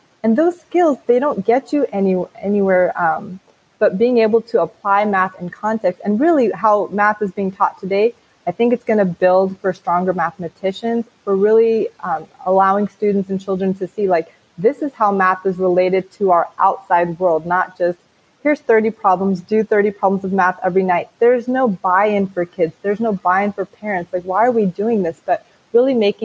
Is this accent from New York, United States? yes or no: no; the Bay Area, California, United States; I'm from the Bay.